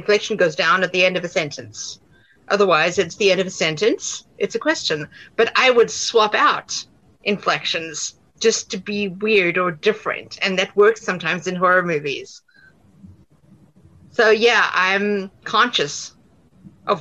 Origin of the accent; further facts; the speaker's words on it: South Africa; accent: South African; moved away as an adult; now in United States; I will never fully lose my South African accent